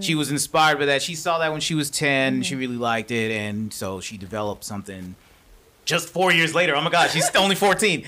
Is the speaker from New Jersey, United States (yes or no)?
no; Atlanta, Georgia, United States; I grew up here in Atlanta